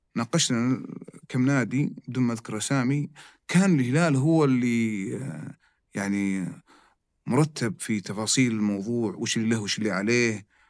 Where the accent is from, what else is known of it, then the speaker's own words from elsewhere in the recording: Saudi Arabia; عندنا في السعوديه